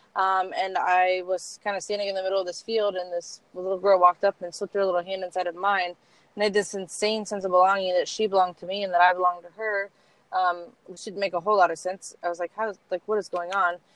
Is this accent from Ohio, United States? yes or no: yes; Columbus, Ohio, United States; I was born in Columbus, still in Columbus.